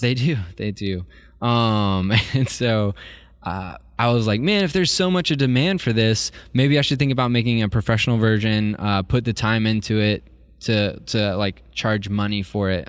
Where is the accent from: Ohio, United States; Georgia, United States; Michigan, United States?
Georgia, United States; Columbus; I grew up in Columbus, Georgia